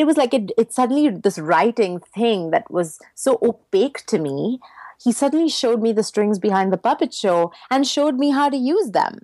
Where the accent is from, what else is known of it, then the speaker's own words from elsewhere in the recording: Mumbai, Maharashtra, India; first language English; moved away; I grew up in Mumbai, which used to be called Bombay when I lived there, uh, in India